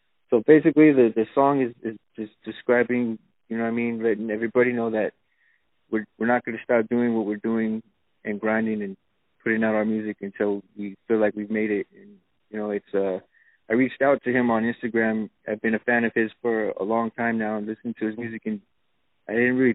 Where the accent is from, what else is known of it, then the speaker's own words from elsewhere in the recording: Los Angeles, California, United States; I'm from Los Angeles, California